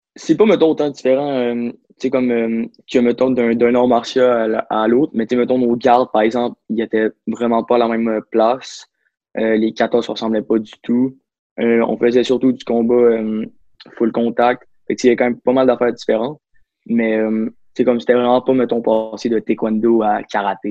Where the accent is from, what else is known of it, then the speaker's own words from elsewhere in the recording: Saguenay, Quebec, Canada; je viens du Saguenay, je suis né là-bas, puis je encore là-bas